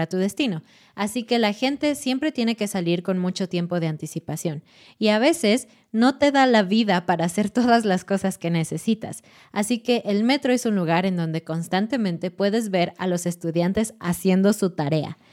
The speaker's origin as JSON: {"language": "Spanish", "region": "Mexico City", "country": "Mexico", "said": "como mexicano, como chilango, como persona de Ciudad de México"}